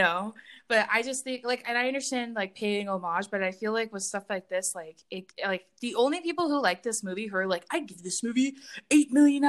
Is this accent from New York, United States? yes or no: no; California, United States; also born or lived in Oregon; I'm from California.